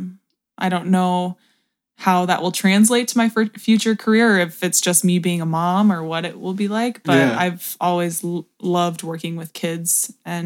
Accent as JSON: {"language": "English", "town": "Eden Prairie", "region": "Minnesota", "country": "United States", "said": "I went to University of Minnesota and I'm from Eden Prairie"}